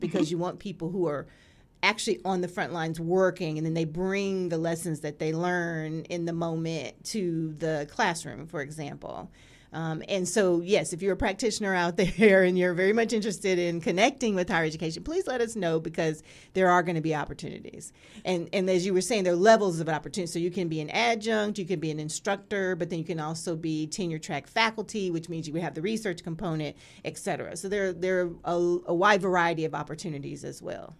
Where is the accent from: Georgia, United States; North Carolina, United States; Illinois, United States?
North Carolina, United States; I'm from North Carolina